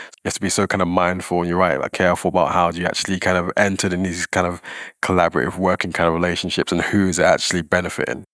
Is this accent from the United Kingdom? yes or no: yes; London, United Kingdom; now in Scotland, United Kingdom; I'm from London. I see amazing things happening there, but I'm passionate about Scotland, where I live